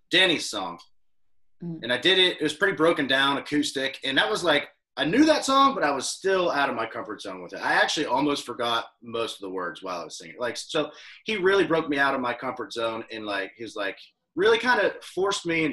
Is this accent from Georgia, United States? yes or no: no; Crescent, Pennsylvania, United States; now in Nashville, United States; where I'm from Pennsylvania, a real small town called Crescent